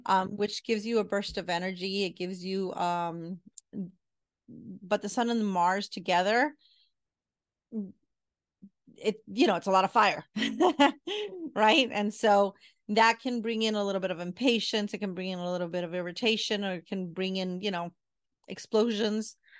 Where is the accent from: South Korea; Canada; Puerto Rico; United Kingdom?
Puerto Rico; I'm from Puerto Rican